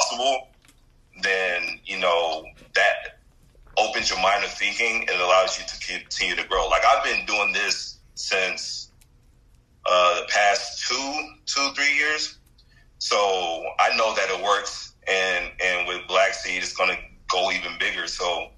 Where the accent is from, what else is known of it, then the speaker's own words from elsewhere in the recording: Houston, Texas, United States; born and raised in Houston